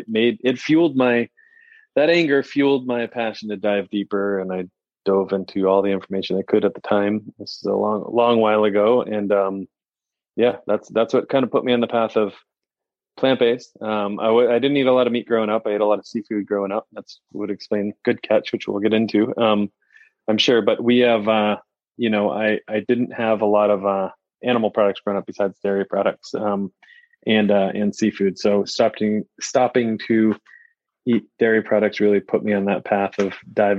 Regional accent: New England, United States; So I grew up in New England

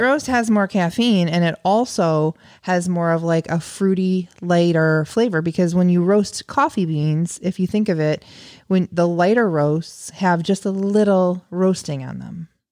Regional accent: near the Illinois River, United States; I grew up near the Illinois River, very, very close to the Illinois River

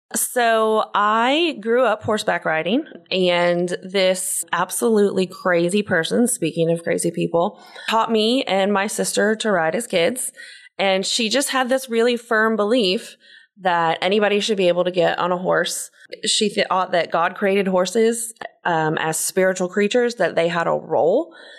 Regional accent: Pensacola, Florida, United States; I grew up in Pensacola, Florida

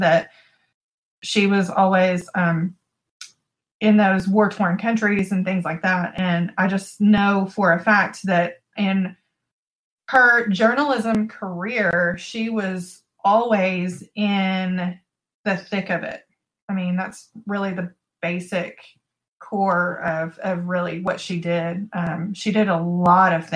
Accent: Texas, United States; I'm from Texas.

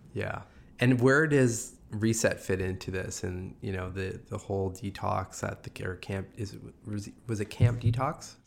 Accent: Sudbury, Ontario, Canada; I'm from Sudbury

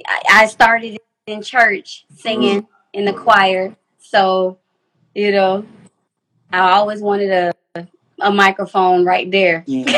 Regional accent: Miami, Florida, United States; also born or lived in Haiti; I'm from Miami, Florida, Dade County.

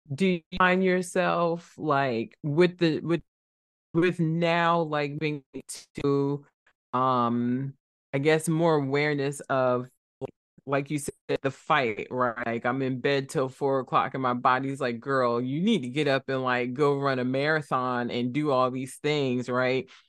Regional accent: Trenton, New Jersey, United States; born or raised there

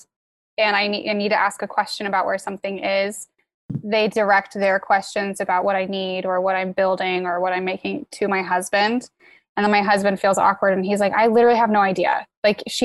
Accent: Midwest, United States; moved away as an adult; also born or lived in Virginia; I grew up in the Midwest on a farm

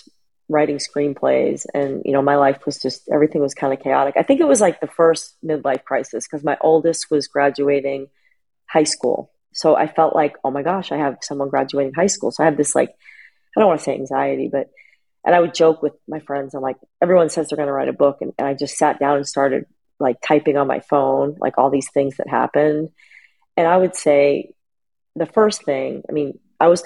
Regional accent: New England, United States; moved away; also born or lived in Philadelphia; I'm from New England.

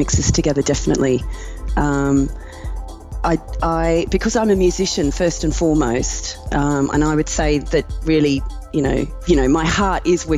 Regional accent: Brisbane, Queensland, Australia; moved away as an adult; now in London, United Kingdom; I was born in Brisbane in Australia. And I have lived in London for the past 24 years

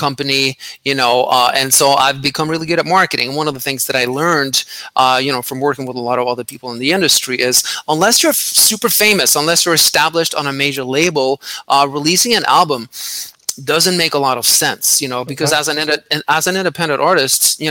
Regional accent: Norway; I grew up in Norway

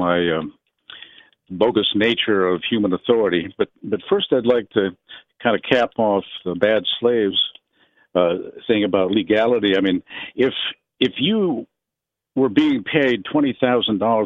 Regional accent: Idaho, United States; I'm from Idaho

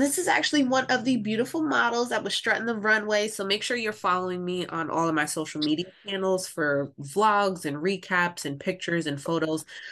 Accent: Pennsylvania, United States; I myself am from Pennsylvania

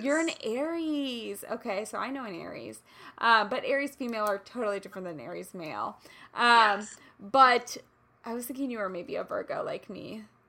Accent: Kansas City, Missouri, United States; moved away; I grew up in Kansas City

